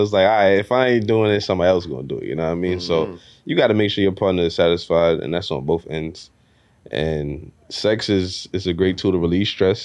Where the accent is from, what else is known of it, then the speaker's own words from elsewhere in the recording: New York City, New York, United States; I'm from Brooklyn